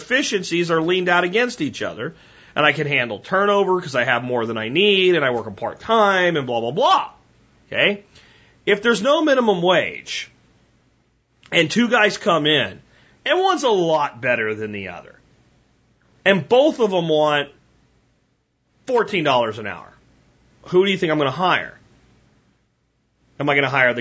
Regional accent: Pottsville, Pennsylvania, United States; growing up in Pottsville, Pennsylvania, at 16

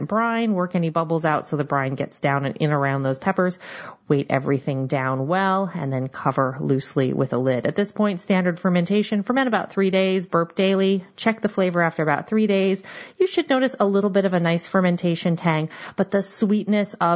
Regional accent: Seattle, Washington, United States; I am from the Seattle area and we have a lot of knowledge of crab and salmon

